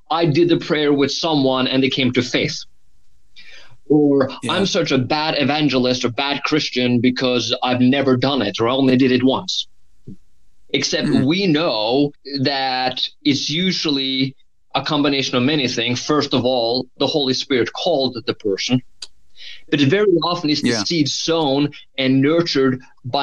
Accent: Norway; moved away; I have an accent. So I grew up in Norway. I've spent half my life there

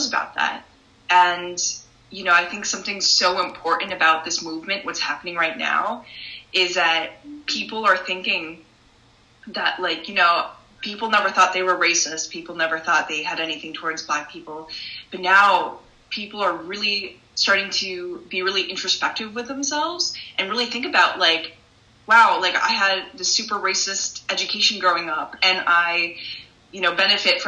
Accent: Northeast, United States; I grew up in the Northeast

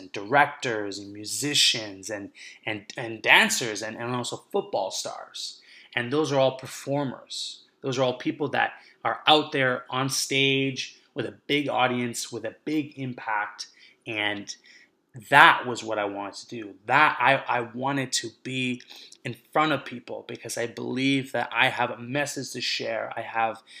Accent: Vancouver, British Columbia, Canada; now in Montreal, Canada; I'm coming to you right now from Montreal, but I grew up in Vancouver.

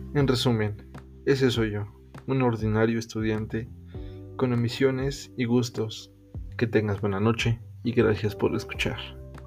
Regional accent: Mexico; soy un chico mexicano, tengo 19 años

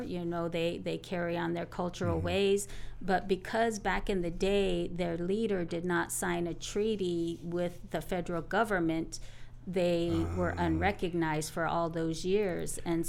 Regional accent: Arizona, United States; also born or lived in Montana; And so spent most of our years growing up in Arizona.

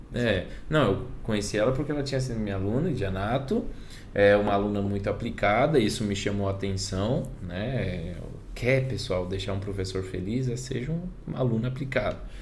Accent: Pimenta Bueno, Rondônia, Brazil; moved away as an adult; now in Buenos Aires, Argentina; venho de Rondônia, uma cidade pequena, pessoal. Cidade de 37 mil habitantes, Pimenta Bueno.

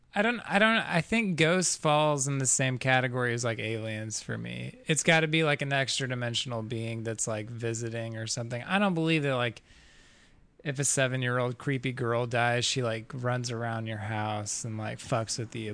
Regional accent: Fort Smith, Arkansas, United States; moved away as an adult; now in Colorado, United States; Northwest Arkansas. Fort Smith is where I was born

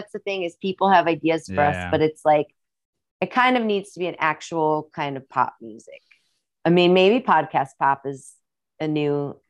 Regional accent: Midwest, United States; accent: Midwestern; And with like my Midwestern accent too

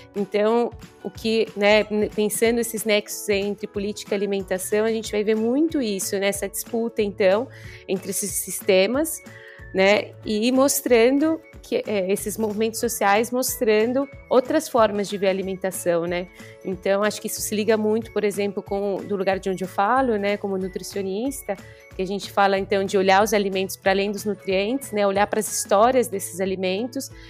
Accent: São Paulo, Brazil; moved away as an adult; also born or lived in Rio de Janeiro; now in Sicily, Italy; eu sou de São Paulo, estou finalizando meu doutorado no Rio e hoje me encontro aqui no sul da Itália, na Sicília

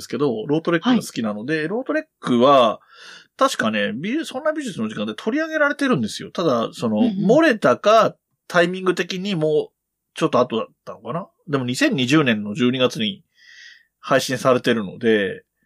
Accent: Yamanashi, Japan; あと僕の地元の話をすると、えっ、ー、と、はい、山梨県は

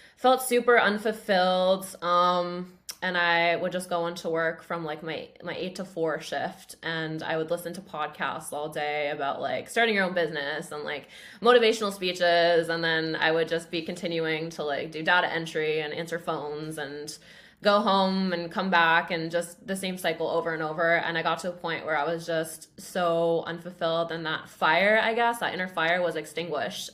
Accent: Grimsby, Ontario, Canada; so I grew up in Grimsby, which is a town of twenty-five thousand people, I think, uh, kind of near Niagara.

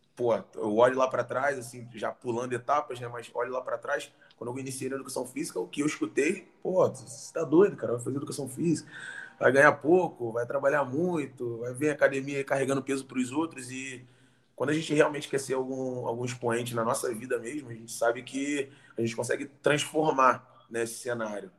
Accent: Rio de Janeiro, Brazil; nasci carioca

